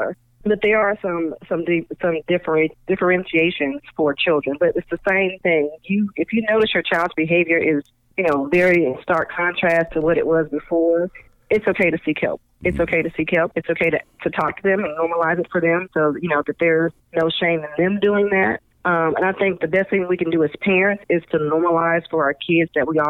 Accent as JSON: {"language": "English", "region": "California", "country": "United States", "tie": "born or raised there", "said": "I'm from California, we used to do earthquake drills"}